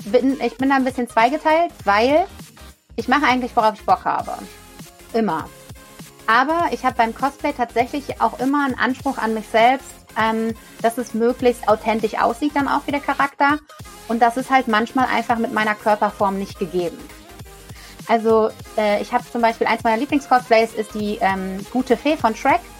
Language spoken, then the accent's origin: German; Rhineland, Germany; ich komme ja hier aus dem Rheinland, ich liebe Karneval